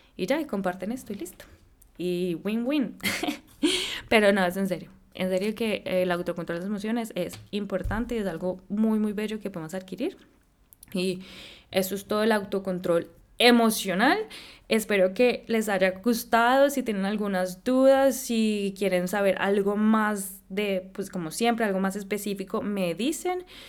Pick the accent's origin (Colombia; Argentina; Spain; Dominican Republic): Colombia; moved away; also born or lived in San Francisco; yo soy colombiana, pues nací allá